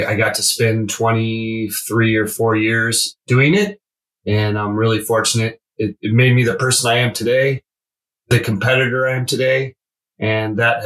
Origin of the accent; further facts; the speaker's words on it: Alaska, United States; moved away as an adult; now in San Diego, United States; I grew up in Alaska.